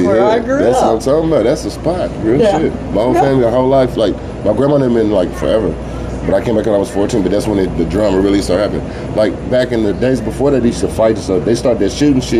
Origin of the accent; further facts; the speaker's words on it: Oklahoma City, Oklahoma, United States; also born or lived in Tulsa, Oklahoma; when I was 4 years old, we moved away from Tulsa. So we moved to Oklahoma City